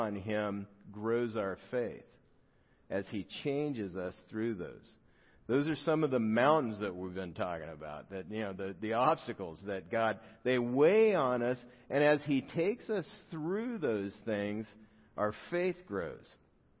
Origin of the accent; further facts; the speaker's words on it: South Gate, California, United States; I grew up in Southgate, California